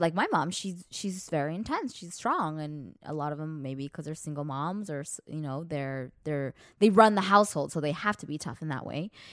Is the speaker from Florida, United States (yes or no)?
no; Los Angeles, California, United States; we're from Los Angeles